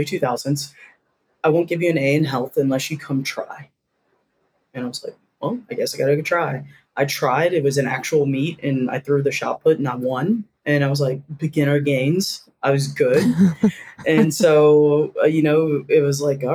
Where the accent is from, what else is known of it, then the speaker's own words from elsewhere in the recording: Durham, North Carolina, United States; moved away as an adult; also born or lived in Auburn, Alabama / Seattle, Washington; growing up in Durham, North Carolina